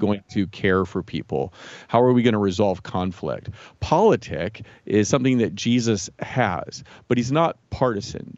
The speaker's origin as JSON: {"language": "English", "town": "Jefferson City", "region": "Missouri", "country": "United States", "tie": "born or raised there", "also_born_or_lived": "Saint Louis, Missouri / Columbia, Missouri / Chicago / Ann Arbor, Michigan", "said": "I was, uh, born in Saint Louis, grew up mostly in Jefferson City, and lived most of my adult life in Columbia. So, all within the state of Missouri"}